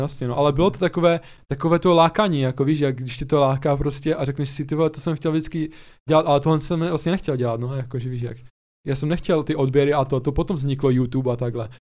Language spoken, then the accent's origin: Czech; Ostrava, Moravian-Silesian Region, Czechia; my jsme z Ostravy oba dva